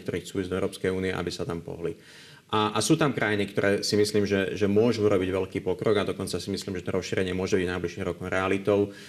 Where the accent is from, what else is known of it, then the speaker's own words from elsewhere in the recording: Slovakia; pracujeme a sme zo Slovenska, z regiónu